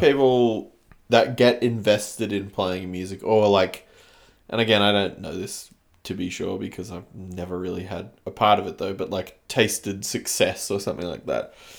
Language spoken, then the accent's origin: English; Canberra, Australian Capital Territory, Australia; also born or lived in China; growing up in Canberra, it's, like, quite small.